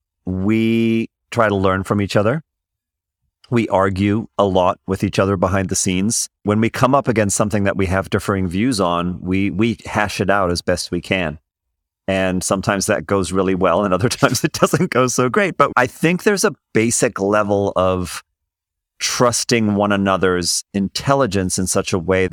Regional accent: Zimbabwe; also born or lived in South Africa; I came from Zimbabwe and South Africa. We have our own cultural and political backgrounds that play into how we're going to see different issues.

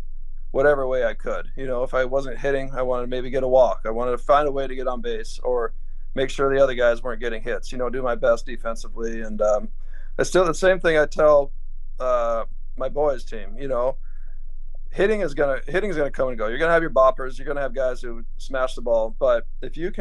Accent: Rapid City, South Dakota, United States; moved away as an adult; also born or lived in Florida; now in Seattle, United States; being from Rapid City

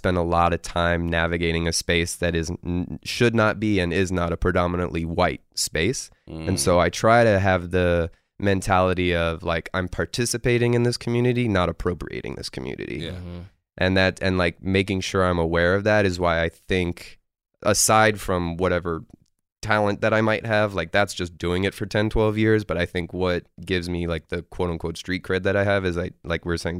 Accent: Loxahatchee, Florida, United States; South Florida. I grew up in an area called Loxahatchee

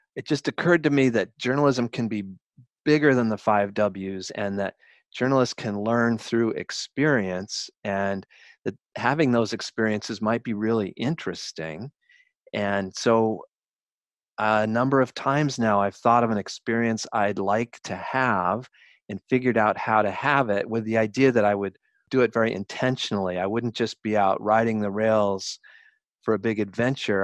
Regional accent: Colorado, United States; also born or lived in Bronx, New York; now in New York, United States; I'm from Colorado

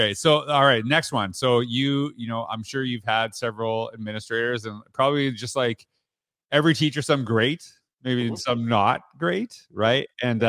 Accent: Canada; I'm from Canada, so I'm a … guy, right?

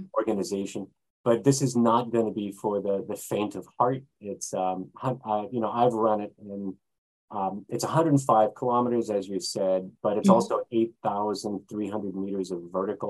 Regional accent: California, United States; now in Japan; California, my hometown is historical or was historical

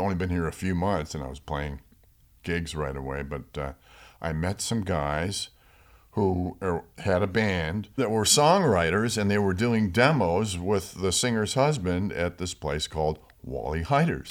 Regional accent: Rochester, New York, United States; now in Los Angeles, United States; I grew up in Rochester, New York

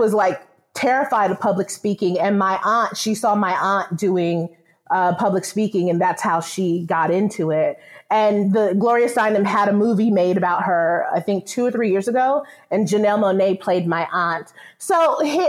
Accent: New York City, New York, United States; I grew up in New York. I'm from Brooklyn, from Bed-Stuy originally

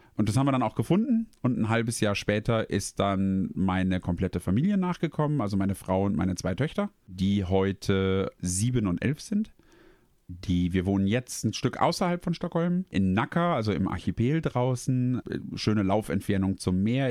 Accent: Germany; moved away as an adult; now in Sweden

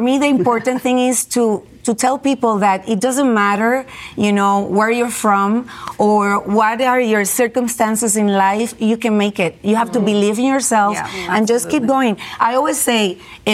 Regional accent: Puerto Rico; moved away; also born or lived in New York; I was born in New York, raised in Puerto Rico.

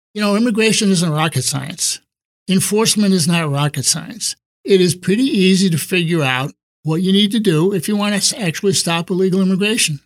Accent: East Coast, United States; moved away as an adult; now in San Diego, United States; I grew up on the East Coast and moved to San Diego in nineteen sixty-four

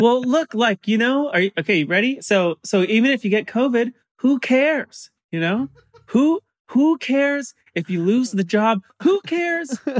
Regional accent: San Clemente, California, United States; I grew up in San Clemente, which is like the bottom of Orange County, almost to San Diego

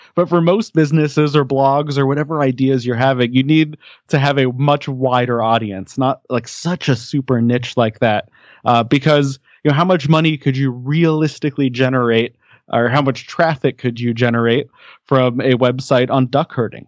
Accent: Denver, Colorado, United States; I grew up in the Denver, Colorado area

